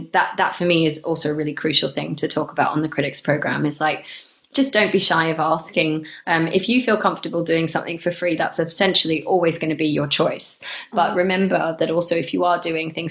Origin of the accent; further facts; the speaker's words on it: Australia; moved away as an adult; also born or lived in Melbourne, Australia / England; now in Bristol, United Kingdom; having grown up in Australia and being partially Australian